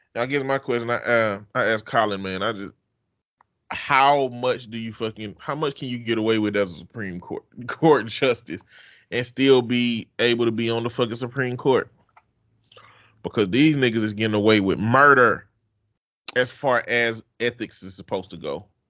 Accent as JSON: {"language": "English", "region": "the South", "country": "United States", "said": "I'm from the South."}